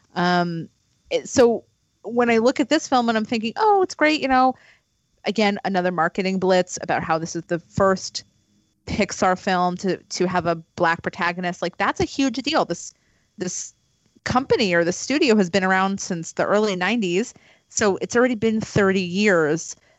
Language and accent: English; East Meadow, New York, United States; moved away; also born or lived in Woodbury, New York; I was born in Woodbury. I went to high school in East Meadow